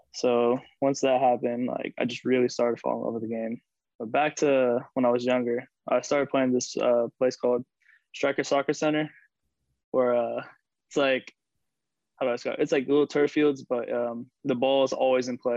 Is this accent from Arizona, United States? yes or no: no; Charlotte, North Carolina, United States; also born or lived in Rochester, New York; I was born in uh, Rochester, New York, but I grew up and lived in Charlotte, North Carolina my whole life